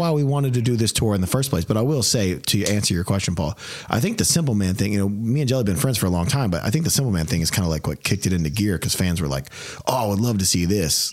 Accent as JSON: {"language": "English", "town": "Memphis", "region": "Tennessee", "country": "United States", "said": "we're both from Memphis."}